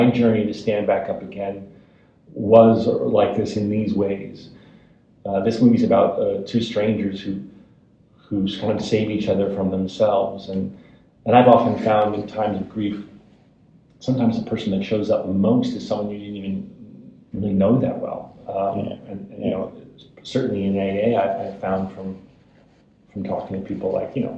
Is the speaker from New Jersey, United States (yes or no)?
yes; New Jersey, United States; Jersey, which is a character which I like writing about, my hometown